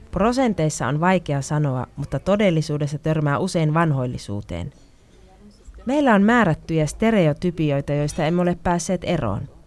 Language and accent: Finnish; Varna, Varna Province, Bulgaria; Olen myös aktiivinen kulttuurialalla kotikaupungissani Varnassa